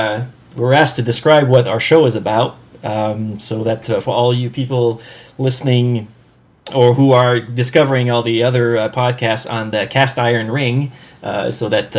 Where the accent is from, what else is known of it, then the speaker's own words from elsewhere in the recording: Montreal, Quebec, Canada; now in Orlando, United States; I'm down in Orlando, Florida. Although I am a Canadian also, I come from the Montreal area in Quebec